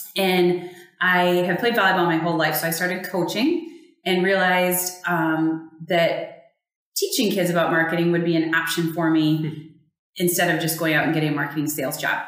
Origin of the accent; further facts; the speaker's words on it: West Michigan, United States; also born or lived in Phoenix, Arizona; I am a West Michigan girl. Was grew, grew up about an hour north of here.